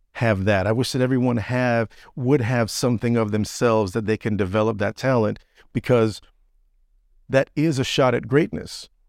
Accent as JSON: {"language": "English", "town": "Orlando", "region": "Florida", "country": "United States", "moved": "as an adult", "said": "I'm from Orlando, deep in Florida, the deep south."}